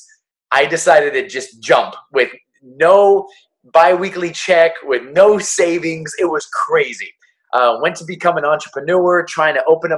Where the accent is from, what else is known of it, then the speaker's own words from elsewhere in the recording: Torrance, California, United States; Born and raised in Los Angeles, California. The actual city is Torrance, California.